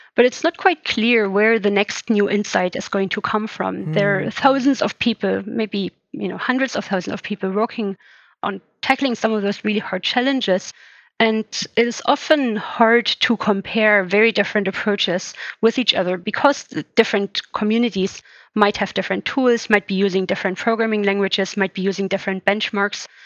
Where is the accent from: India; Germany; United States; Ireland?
Germany; moved away as an adult; now in England, United Kingdom; I was born in East Germany. So I spent the first years of my life uh, actually behind the Iron Curtain